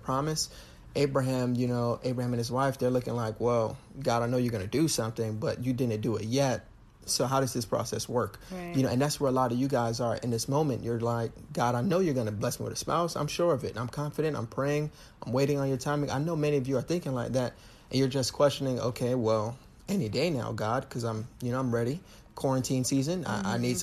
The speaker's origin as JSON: {"language": "English", "country": "Jamaica", "said": "I'm Jamaican"}